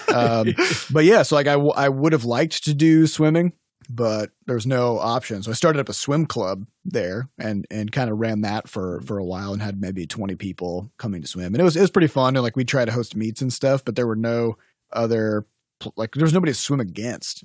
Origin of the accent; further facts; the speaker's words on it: United States; I'm American